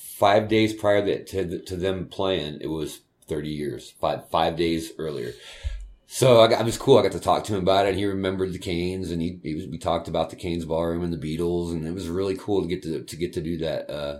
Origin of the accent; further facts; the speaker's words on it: San Diego, California, United States; I'm from San Diego